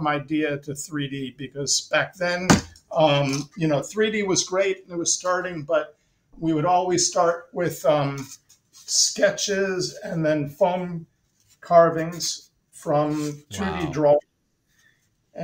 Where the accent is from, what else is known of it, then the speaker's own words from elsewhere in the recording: United States; moved away as an adult; also born or lived in Italy / New York / San Francisco / Los Angeles; I had the American technical background